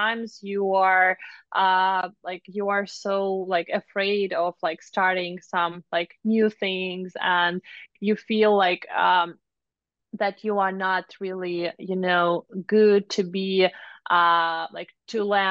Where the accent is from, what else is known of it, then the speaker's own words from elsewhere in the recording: Moscow, Russia; moved away as an adult; now in United States; I'm from Moscow, Russia